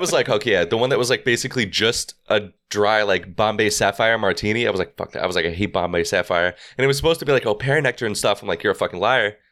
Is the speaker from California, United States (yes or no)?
no; New York, United States; we're from New York